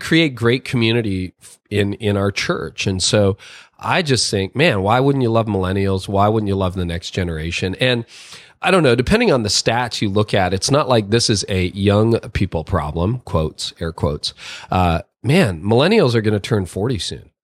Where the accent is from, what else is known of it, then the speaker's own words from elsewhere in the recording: Canada; I was born in Canada. I'm a Canadian.